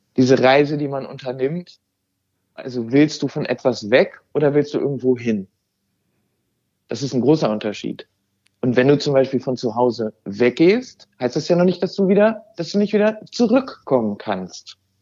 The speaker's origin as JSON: {"language": "German", "country": "Germany", "also_born_or_lived": "Amsterdam, Netherlands", "first_language": "German", "moved": "yes", "lives_now": "Noordwijk, Netherlands", "said": "Deutsch ist meine, wirklich meine Muttersprache und auch mein Mutterland"}